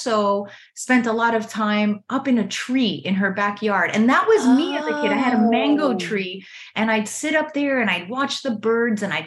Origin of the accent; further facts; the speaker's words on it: Miami, Florida, United States; I grew up in Miami, Florida, an area called Little Havana, where there were a lot of Cuban immigrants